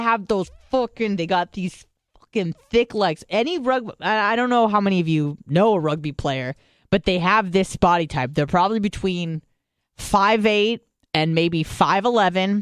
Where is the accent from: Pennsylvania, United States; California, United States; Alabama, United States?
California, United States; San Diego; I grew up in San Diego